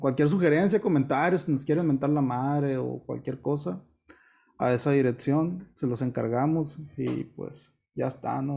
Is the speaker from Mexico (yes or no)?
yes; Culiacán, Sinaloa, Mexico; el culiche en general somos de bien